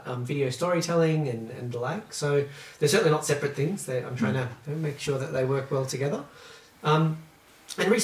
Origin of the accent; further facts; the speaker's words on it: South Australia, Australia; moved away as an adult; now in Melbourne, Australia; I grew up in South Australia